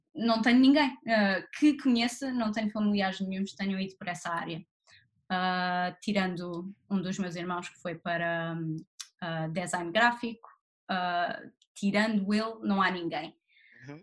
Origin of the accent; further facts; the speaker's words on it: Barreiro, Setúbal, Portugal; moved away as an adult; also born or lived in Lisbon; now in London, United Kingdom; eu nasci no Barreiro e vivi no Barreiro a minha vida toda até ir para a faculdade em Lisboa.